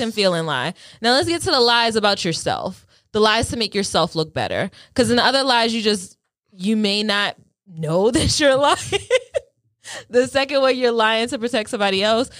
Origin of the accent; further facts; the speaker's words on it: Delaware, United States; I'm not from New York. I, I just, yeah, small girl from Delaware.